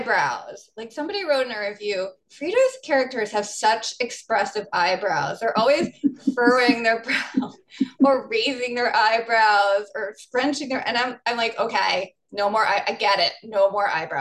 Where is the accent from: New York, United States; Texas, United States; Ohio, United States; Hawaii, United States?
New York, United States; I'm from New York